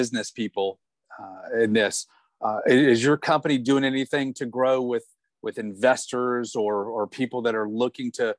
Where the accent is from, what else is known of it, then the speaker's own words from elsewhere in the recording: Georgia, United States; now in South Carolina, United States; growing up in Georgia